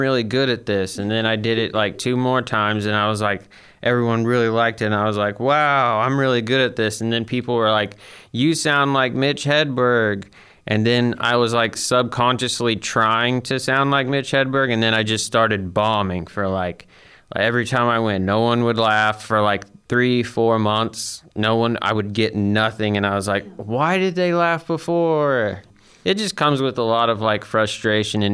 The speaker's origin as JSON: {"language": "English", "town": "Huntsville", "region": "Alabama", "country": "United States", "tie": "born or raised there", "also_born_or_lived": "Guntersville, Alabama", "said": "I grew up around Huntsville"}